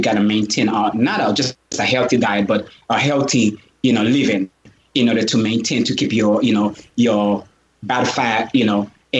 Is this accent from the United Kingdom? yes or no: no; Jamaica; First of all, I grew up from Jamaica. I grew up around Jamaicans, you know?